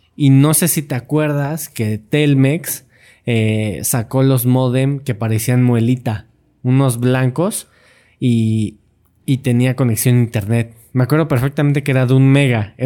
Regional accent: Mexico City, Mexico; yo nací aquí en Ciudad de México. Soy chilango

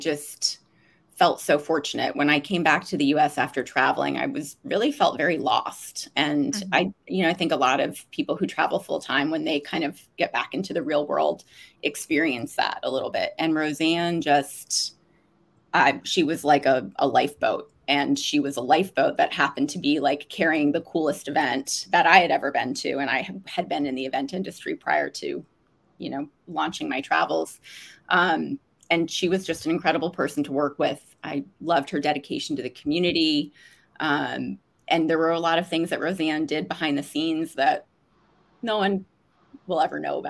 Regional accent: Vermont, United States; moved away as an adult; also born or lived in Washington, D.C. / Australia; I am from Vermont, born and raised, and grew up there

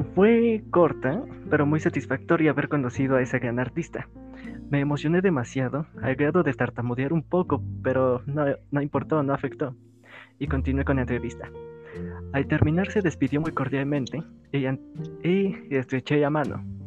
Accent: Mexico; mi país natal, México

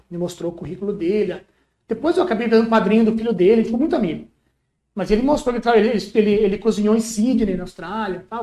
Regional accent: Brazil; moved away as an adult; also born or lived in Bognor Regis, England; a gente é brasileiro

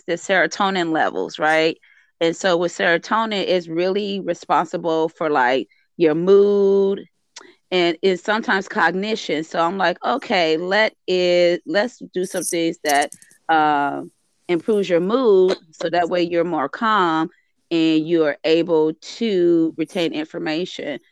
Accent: Compton, California, United States; I remember growing up in Compton and going to school in Compton

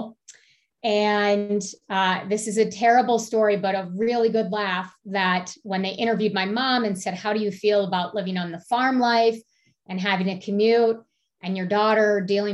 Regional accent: Oxford, Michigan, United States; moved away as an adult; also born or lived in Baltimore, Maryland / Delaware; now in Colorado, United States; We moved to Michigan. My father was a physician. And so what was supposed to be a year of fellowship turned into 30 years and me growing up there.

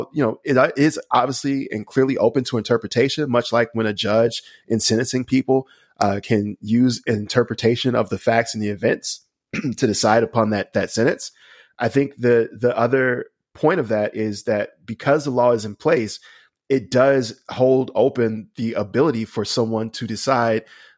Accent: Alabama, United States; I'm from Alabama

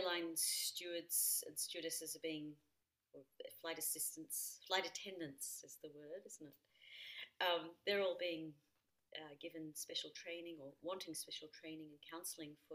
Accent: Australia; now in Austria; I'm an Australian citizen

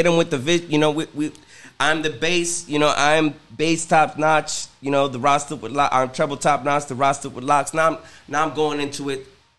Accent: New Jersey, United States; also born or lived in Cincinnati; now in Miami, United States; Growing up in New Jersey

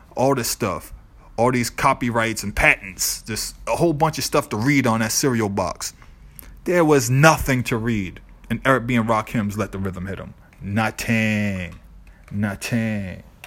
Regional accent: Boston, Massachusetts, United States; growing up in the South End, Lower Roxbury

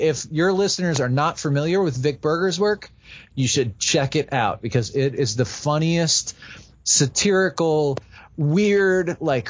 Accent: New Jersey, United States; moved away as an adult; also born or lived in Wooster, Ohio / Philadelphia; I grew up in New Jersey. I kind of knew New Jersey, New York, Philadelphia, the whole kind of East Coast area.

